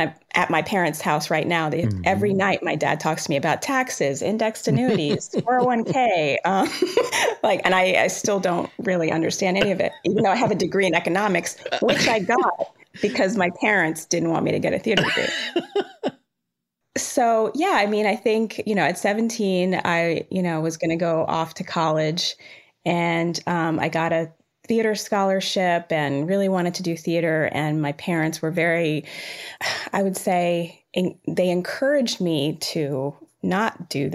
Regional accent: Rockville, Maryland, United States; also born or lived in Jamaica; I was born in Jamaica, but I was raised in Rockville, Maryland.

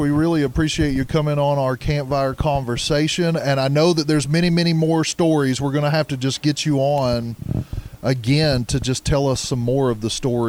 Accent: Dade County, Georgia, United States; I am from Georgia. Born and raised in the county of Dade.

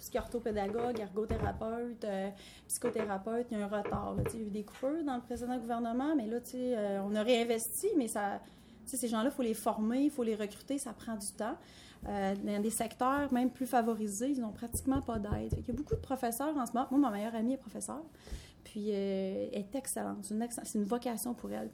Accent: Quebec City region, Canada; also born or lived in Lac-Saint-Jean; je suis née au Lac-Saint-Jean, on est arrivé dans la région de Québec, j'étais moins de 5 ans

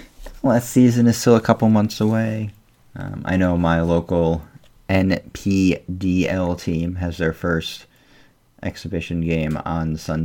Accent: Hartford, Connecticut, United States; a Hartford native. I was born in Hartford, grew up in Hartford, and live 20 minutes outside of Hartford.

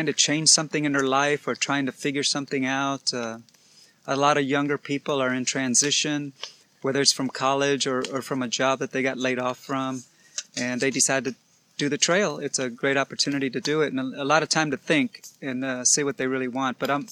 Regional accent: Baytown, Texas, United States; I am from Baytown, Texas, which is just 30 minutes east of the big city of Houston.

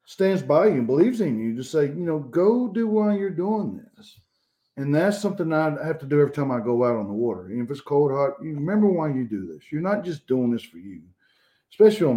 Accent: Georgia, United States; I grew up here in Georgia. I never had to leave Georgia to go fish nice lakes or rivers.

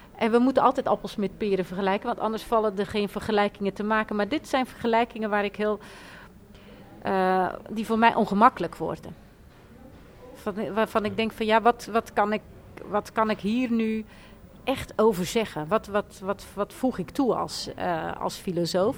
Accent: Rotterdam, South Holland, Netherlands; ik kom uit Rotterdam

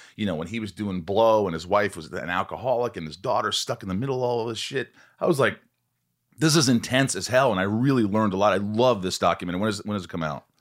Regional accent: Long Island, New York, United States; I was born Long Island.

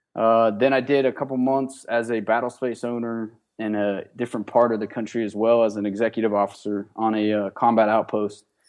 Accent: Johnstown, Pennsylvania, United States; I'm originally from Johnstown, Pennsylvania. It's, uh, western part of Pennsylvania by Pittsburgh

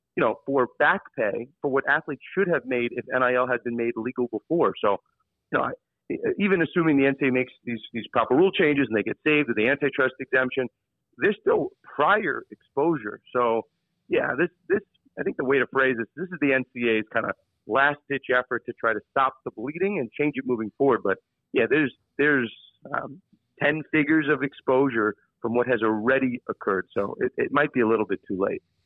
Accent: New York, United States; I'm from New York

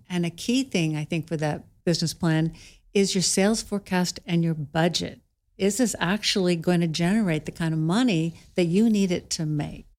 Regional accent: Clatskanie, Oregon, United States; I grew up in Klatskanai

